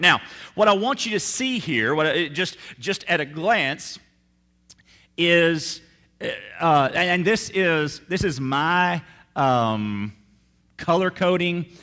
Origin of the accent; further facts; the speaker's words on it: Meridian, Mississippi, United States; now in South Louisiana, United States; my hometown of Meridian, Mississippi